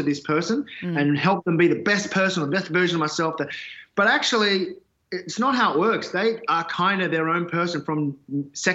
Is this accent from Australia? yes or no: yes; Australia; ethnic kids growing up in Australia, you go back to your parents' country